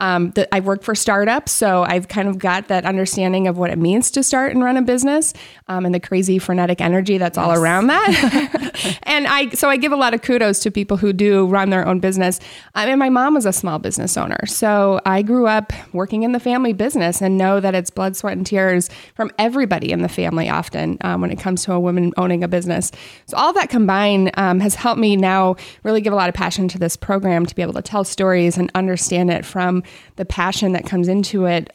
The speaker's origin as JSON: {"language": "English", "region": "Nebraska", "country": "United States", "also_born_or_lived": "Denver", "lives_now": "Iowa, United States", "said": "I'm from Nebraska originally. {S1} Okay. {S2} I grew up in a few different areas, but then moved out to Denver for 7 years."}